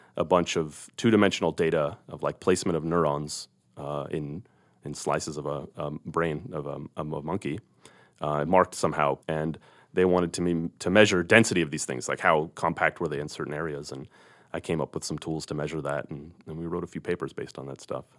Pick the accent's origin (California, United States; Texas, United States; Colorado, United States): California, United States; moved away as an adult; now in Missoula, United States; I grew up in California